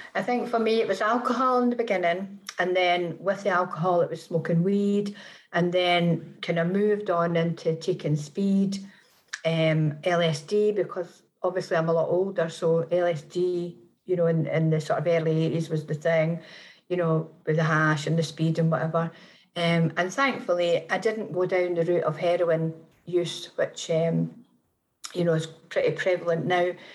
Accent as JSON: {"language": "English", "region": "Scotland", "country": "United Kingdom", "moved": "yes", "lives_now": "Manchester, United Kingdom", "said": "I am Scottish"}